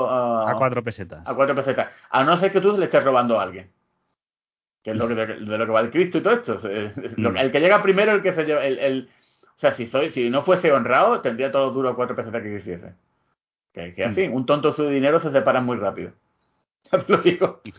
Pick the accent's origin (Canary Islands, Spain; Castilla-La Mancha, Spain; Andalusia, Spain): Andalusia, Spain; yo soy andaluz, pero tengo una raíz No, no, no, escocés